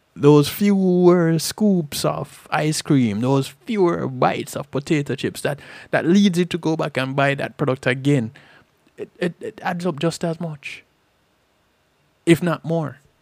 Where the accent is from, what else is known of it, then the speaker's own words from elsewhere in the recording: Jamaica; growing up in Jamaica